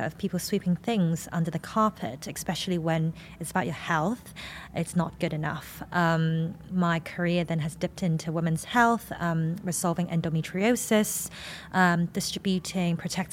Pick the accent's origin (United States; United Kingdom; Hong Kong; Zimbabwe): Hong Kong; I am an Asian woman from Hong Kong in my late 20s.